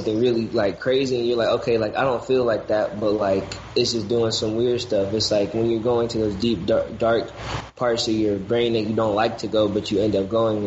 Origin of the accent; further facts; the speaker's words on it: Detroit, Michigan, United States; where I'm from, because I'm originally from the West Side